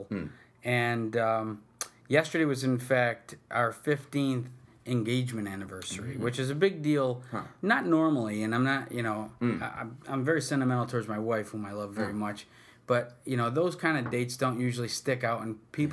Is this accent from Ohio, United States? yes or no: no; Utica, New York, United States; both born and raised in Utica, went through the whole Utica school system